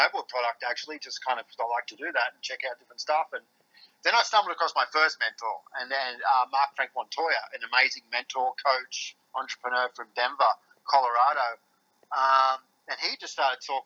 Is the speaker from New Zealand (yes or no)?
no; Newcastle, New South Wales, Australia; also born or lived in Queensland; I'm from Newcastle, Australia. I grew up in Newcastle.